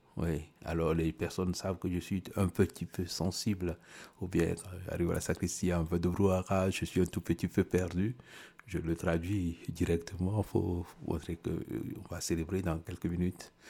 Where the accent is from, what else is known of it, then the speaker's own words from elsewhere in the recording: Togo; pendant tout le mois de Droser chez nous au Togo